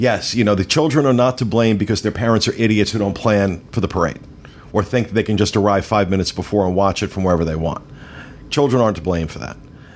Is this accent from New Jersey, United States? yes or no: yes; New Jersey, United States; I'm from New Jersey